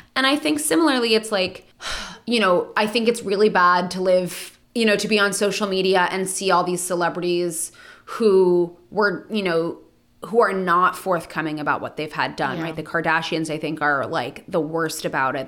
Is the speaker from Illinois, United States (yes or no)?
no; Los Angeles, California, United States; being born and raised in Los Angeles